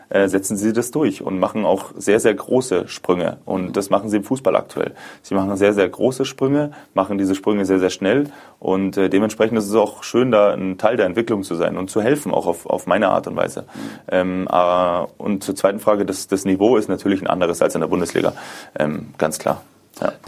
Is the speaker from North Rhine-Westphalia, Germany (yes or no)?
no; Munich, Bavaria, Germany; München äh, zurückzulassen. Ähm, meine Familie, meine Freunde, dieses Gesamtpaket. Ähm, ich liebe meine Heimat. Ich bin sehr, sehr heimatbezogen.